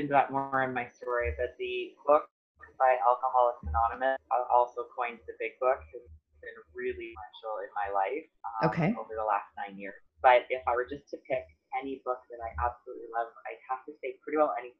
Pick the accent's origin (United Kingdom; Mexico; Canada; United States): Canada; Chatham, Ontario; I am from the small town of Chatham, Ontario.